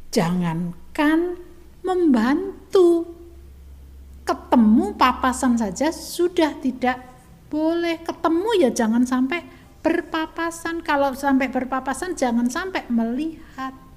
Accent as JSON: {"language": "Indonesian", "region": "Java", "country": "Indonesia", "said": "kita sebagai orang Jawa"}